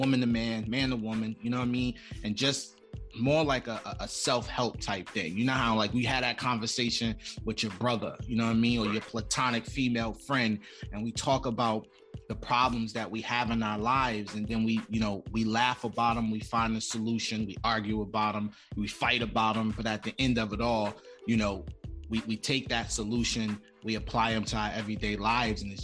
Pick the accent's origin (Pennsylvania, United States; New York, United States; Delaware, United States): New York, United States; New York City; I'm from Far Rockaway, Queens, and I'm right on the cusp of the train tracks from the hood